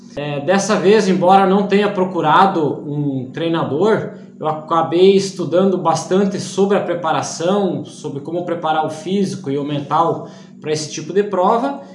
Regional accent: Iporã do Oeste, Santa Catarina, Brazil; sou da cidade de Iporã do Oeste, Santa Catarina

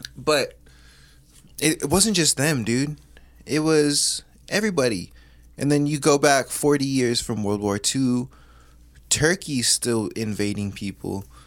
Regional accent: Hawaii, United States; as a Hawaiian

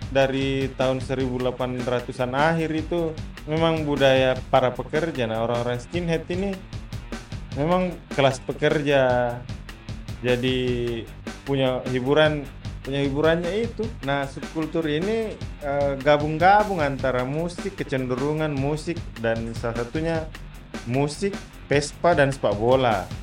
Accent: Bekasi, West Java, Indonesia; Luar negeri, saya Bekasi kalau di Jabodetabek.

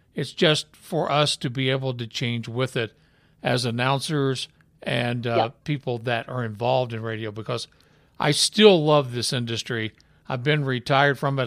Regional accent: Utah, United States; I was from Utah

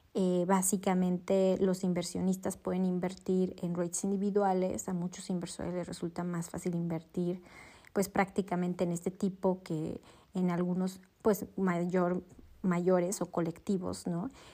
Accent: Mexico

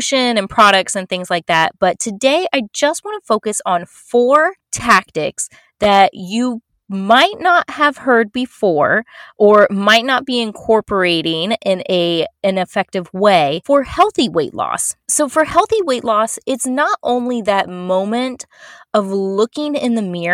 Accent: Florida, United States; I'm from Florida, and I lived in, born and raised in Florida and still live here.

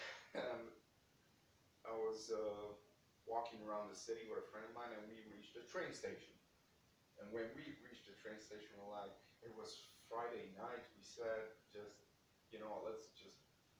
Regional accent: Baia Mare, Maramureș County, Romania; moved away; I'm from Romania, up in Baia Mare.

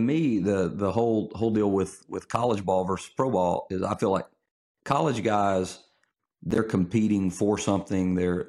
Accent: Olive Branch, Mississippi, United States; also born or lived in Memphis; I was born in Memphis, but I'm, for all intents and purposes, I'm from DeSoto County. So I graduated high school in Olive Branch.

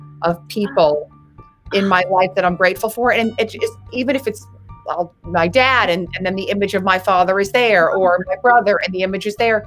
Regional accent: Winter Park, Florida, United States; moved away; I'm from Winter Park, Florida.

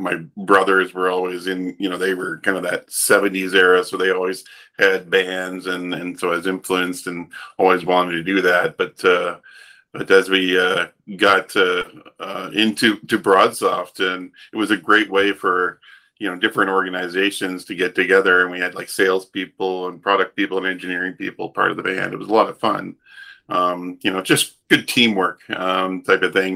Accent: Woodstock, New Brunswick, Canada; moved away as an adult; also born or lived in Toronto; We grew up in a dairy farm in East Coast Canada, in a little town called Woodstock, New Brunswick

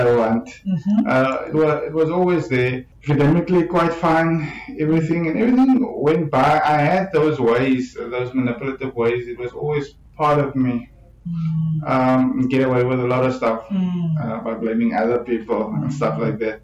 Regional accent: Ceres, Western Cape, South Africa; moved away as an adult; now in Cape Town, South Africa; I'm originally from Ceres. I grew up in Ceres and matriculated there, and I think I came to Cape Town to come study

